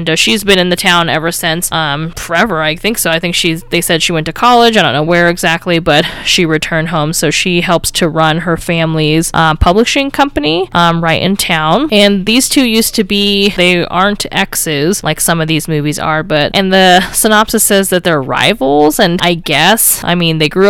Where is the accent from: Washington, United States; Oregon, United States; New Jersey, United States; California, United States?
Washington, United States; Dean and I are going to be traveling to my home state of Washington to visit my parents for a couple weeks over the holidays